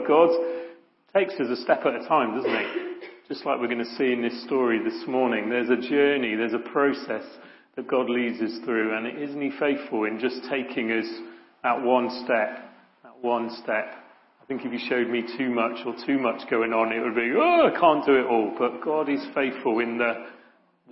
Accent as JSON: {"language": "English", "town": "Ilfracombe", "region": "South West England", "country": "United Kingdom", "tie": "born or raised there", "said": "As a kid, I grew up in Ilfracombe, sunny Ilfracombe, little Victorian sort of seaside place in North Devon"}